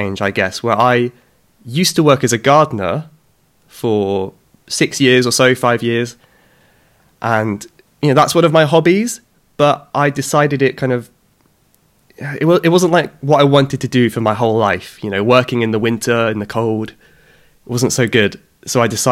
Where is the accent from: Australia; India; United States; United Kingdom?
United Kingdom; Cornwall, South West England; I'm from the UK. I'm from the southwest of England, from Cornwall originally.